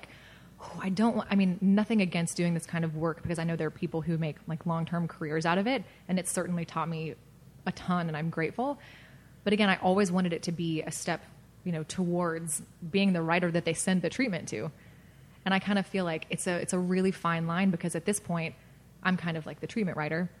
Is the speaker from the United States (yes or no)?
yes; the South, United States; I'm from the South